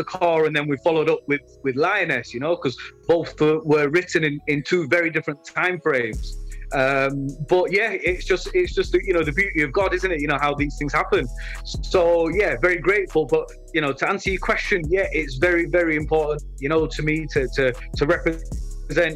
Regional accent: Leeds, Yorkshire and the Humber, United Kingdom; I represent my hometown Leeds

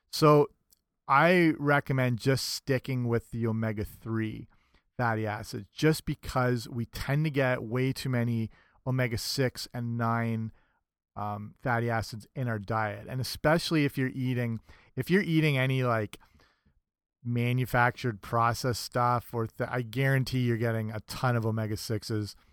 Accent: England, United Kingdom; I was raised partially in England, so I'm a freak over there for not liking tea.

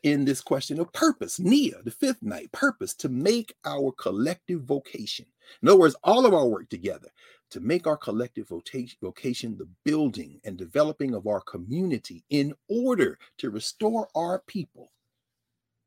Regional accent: Nashville, Tennessee, United States; many of us, myself included, growing up in Nashville, Tennessee

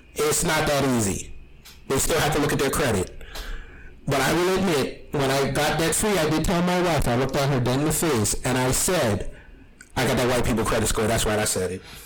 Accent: New York, United States; I'm from New York

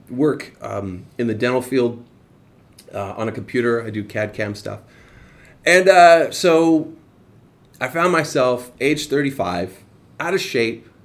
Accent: Escondido, California, United States; moved away as an adult; also born or lived in Arizona; I wasn't born in Southern California, but I grew up there. So from 11 to 2017, from 11 years old to 2017, I grew up in a town called Escondido

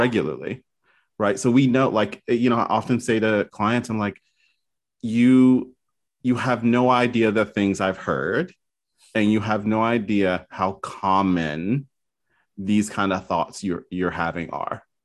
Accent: the South, United States; moved away; I'm originally from the South

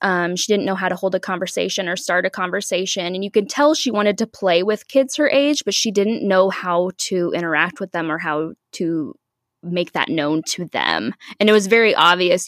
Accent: Omaha, Nebraska, United States; I'm from Omaha, Nebraska. I live here with my husband.

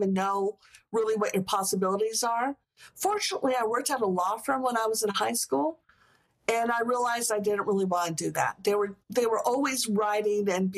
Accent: Santa Fe, New Mexico, United States; I grew up in Santa Fe, New Mexico

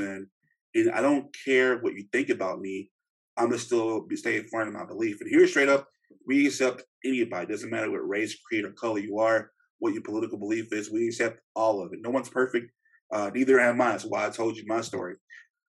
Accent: Shreveport, Louisiana, United States; moved away; I'm from Shreveport, Louisiana, originally

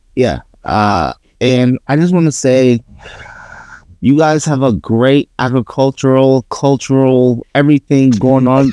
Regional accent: New York, United States; I'm from New York.

